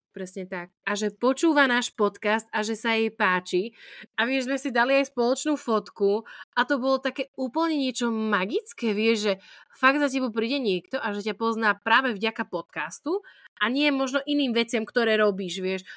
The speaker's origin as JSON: {"language": "Slovak", "town": "Prešov", "region": "Prešov Region", "country": "Slovakia", "said": "som z Prešova"}